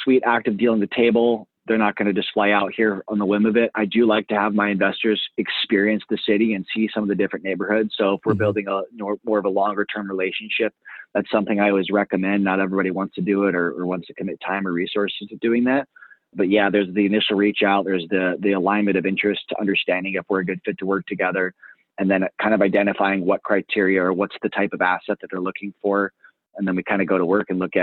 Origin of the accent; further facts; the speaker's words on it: Indiana, United States; I'm from Indiana originally